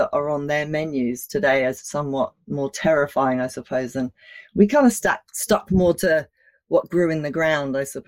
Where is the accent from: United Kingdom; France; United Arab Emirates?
United Kingdom; London; now in Australia; I was born in Australia, but I grew up in London